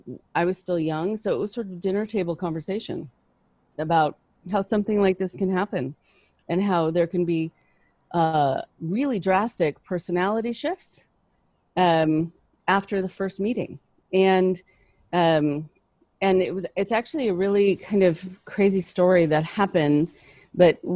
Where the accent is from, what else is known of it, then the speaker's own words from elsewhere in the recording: Los Angeles, California, United States; also born or lived in Boston / New York; I grew up in Los Angeles.